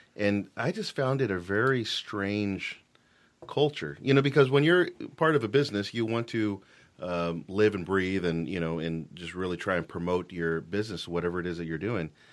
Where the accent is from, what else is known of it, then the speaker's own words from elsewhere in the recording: Fort Worth, Texas, United States; moved away as an adult; also born or lived in Dallas, Texas / Denver, Colorado; now in Washington, United States; I'm from Fort Worth, Texas